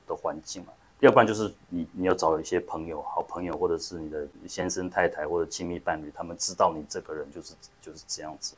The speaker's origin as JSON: {"language": "Chinese", "country": "Taiwan", "also_born_or_lived": "United States", "moved": "as an adult", "said": "去国际学校念书啊，其实也跟台湾社会一般的经历不一样"}